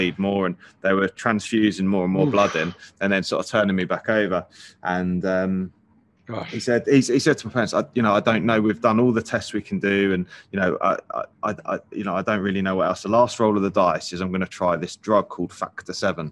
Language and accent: English; near Cambridge, East of England, United Kingdom; I grew up near Cambridge